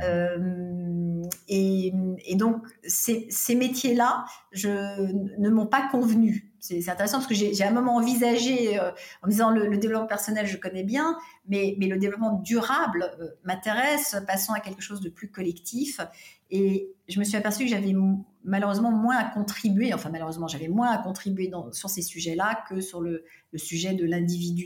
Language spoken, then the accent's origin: French; Paris, Île-de-France, France; also born or lived in California; j'ai grandi euh, en France et à Paris